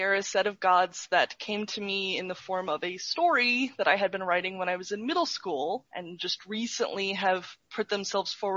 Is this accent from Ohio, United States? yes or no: yes; Ohio, United States; now in Texas, United States; I'm from Ohio, currently living in Texas